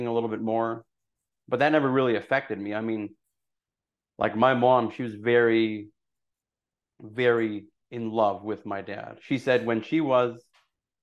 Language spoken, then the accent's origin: English; Burdett, Alberta, Canada; also born or lived in Mexico / Taber, Alberta; I grew up in Burdett, Alberta